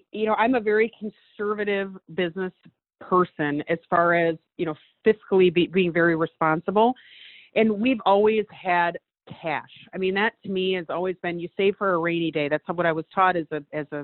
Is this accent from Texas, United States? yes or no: no; Detroit, Michigan, United States; Detroit, Michigan, my hometown